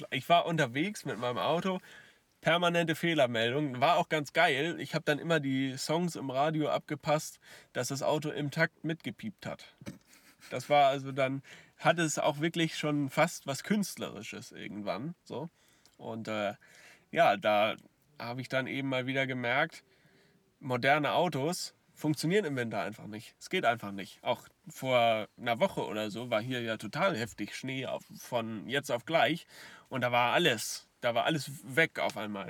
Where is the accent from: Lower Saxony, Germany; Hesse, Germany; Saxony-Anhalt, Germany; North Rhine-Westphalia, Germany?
Lower Saxony, Germany; Hier bei uns in Niedersachsen